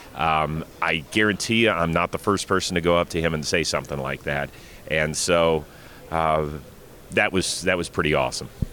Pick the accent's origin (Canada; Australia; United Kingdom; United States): United States; Cleveland, Ohio; my hometown, Cleveland Browns